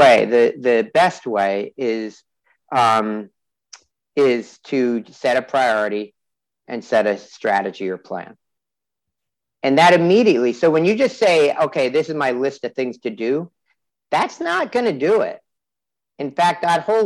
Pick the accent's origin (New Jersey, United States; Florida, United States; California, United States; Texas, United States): New Jersey, United States; New Jersey, which is my home state